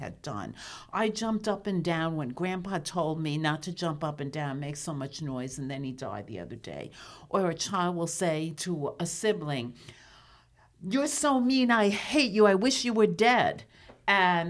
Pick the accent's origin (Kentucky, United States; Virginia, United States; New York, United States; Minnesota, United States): New York, United States; New York City; as a kid growing up in New York City